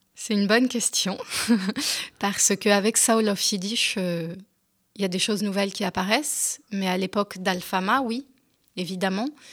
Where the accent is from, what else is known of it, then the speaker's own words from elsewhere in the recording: France; first language French; j'étais quand même euh, française et que ma langue maternelle c'était le français.